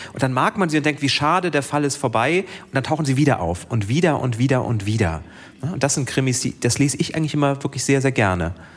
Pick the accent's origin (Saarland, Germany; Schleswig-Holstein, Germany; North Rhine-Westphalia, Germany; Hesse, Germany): Schleswig-Holstein, Germany; Mein Heimatdorf